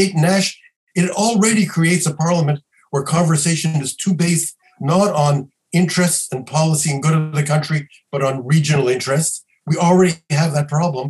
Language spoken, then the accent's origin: English; Quebec, Canada; I come from Quebec